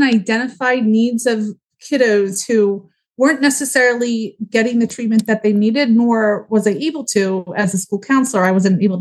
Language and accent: English; Huntingdon Valley, Pennsylvania, United States; I grew up in Huntington Valley. I went to Upper Moreland High School